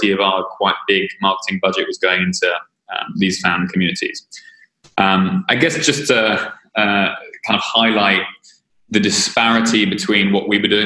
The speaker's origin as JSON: {"language": "English", "region": "London", "country": "United Kingdom", "tie": "born or raised there", "said": "I am a Brit, as you will now clearly understand. So yeah, I was born in London."}